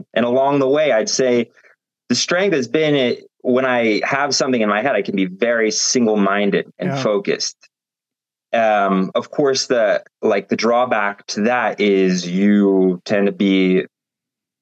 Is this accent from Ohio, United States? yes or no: yes; Cincinnati, Ohio, United States; moved away as an adult; now in France; I'm from Cincinnati, Ohio